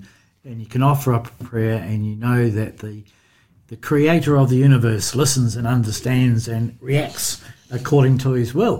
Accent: New Zealand; accent: Kiwi; moved away as an adult; now in Australia; you can tell by my accent that I'm a Kiwi

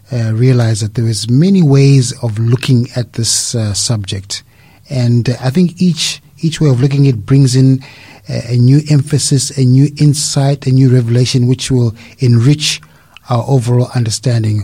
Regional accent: Zimbabwe; moved away as an adult; now in Australia; I am originally from Zimbabwe. Came here to Australia to work

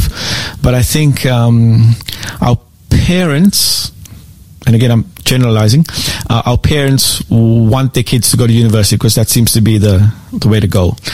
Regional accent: South Africa; moved away as an adult; also born or lived in South Korea / Philippines; now in Australia; I am born and raised in South Africa.

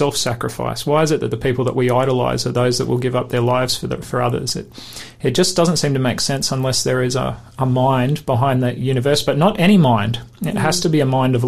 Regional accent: Queensland, Australia; I'm from Queensland.

